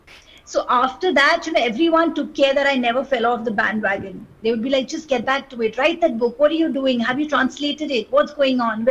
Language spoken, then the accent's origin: English; Kolkata, West Bengal, India; I grew up in Kolkata